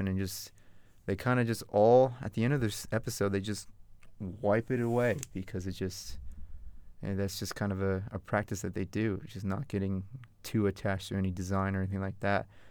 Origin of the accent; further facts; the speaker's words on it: Northern Virginia, United States; also born or lived in Farmville, Virginia; growing up in Northern Virginia